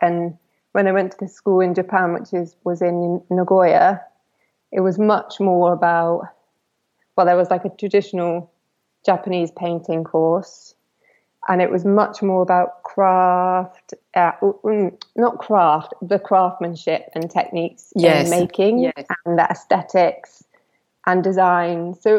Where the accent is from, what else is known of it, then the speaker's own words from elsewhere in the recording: Cornwall, South West England, United Kingdom; now in Greece; So I'm from Cornwall.